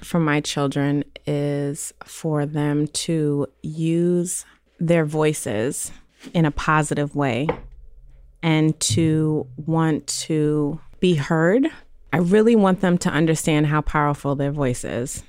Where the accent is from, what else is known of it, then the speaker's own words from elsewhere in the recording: New York City, New York, United States; also born or lived in Queens; I was born and raised in Brooklyn